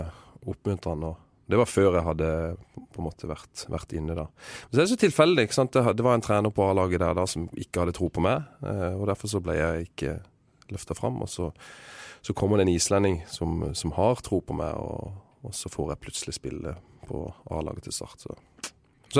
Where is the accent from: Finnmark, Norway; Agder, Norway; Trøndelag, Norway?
Agder, Norway; Vigør; i Vigør, der jeg kommer fra